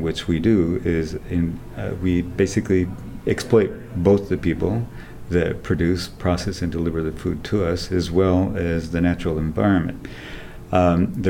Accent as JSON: {"language": "English", "region": "southern Mexico", "country": "Mexico", "tie": "born or raised there", "also_born_or_lived": "Puebla / Oaxaca", "moved": "yes", "said": "All over southern Mexico, so primarily in the states of Puebla and Oaxaca"}